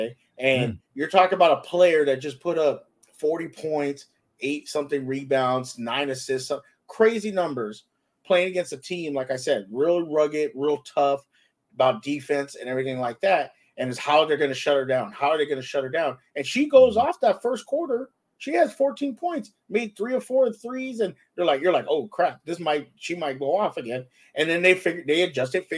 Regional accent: California, United States; I'm from Cali

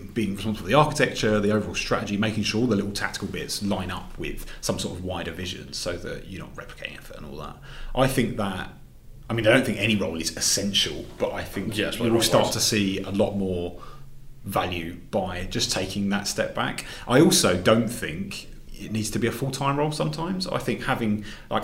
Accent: England, United Kingdom; now in Glasgow, United Kingdom; being an English guy up here

